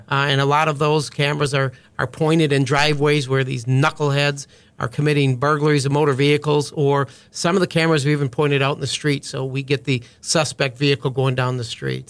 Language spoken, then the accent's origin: English; Juneau, Wisconsin, United States; now in Fort Bend County, Texas, United States; Grew up in a small town of Juneau, uh, Wisconsin, a little over two thousand people